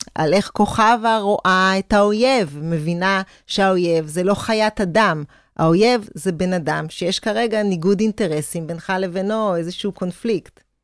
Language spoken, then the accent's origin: Hebrew; Israel; אני כישראלית